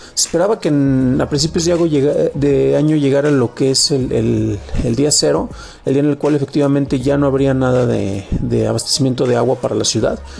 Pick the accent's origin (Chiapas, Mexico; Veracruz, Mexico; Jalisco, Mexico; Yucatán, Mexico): Jalisco, Mexico; San Juan de los Lagos; now in Mexico City, Mexico; yo soy originario de San Juan de los Lagos